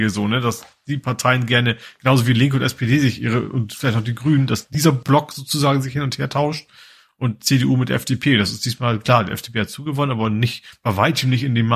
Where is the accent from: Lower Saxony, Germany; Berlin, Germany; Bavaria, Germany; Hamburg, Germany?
Lower Saxony, Germany; Lohne; Ja, mit Herz steht bei, Lohne auch, also wo ich herkomme.